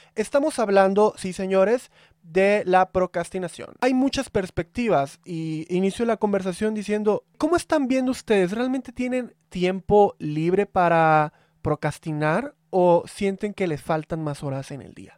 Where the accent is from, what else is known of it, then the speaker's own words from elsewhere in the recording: Veracruz, Mexico; now in Mexico City, Mexico; soy de Veracruz